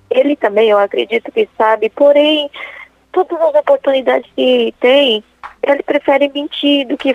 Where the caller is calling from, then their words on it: Dourados, Mato Grosso do Sul, Brazil; Eu falo de Dourados, padre.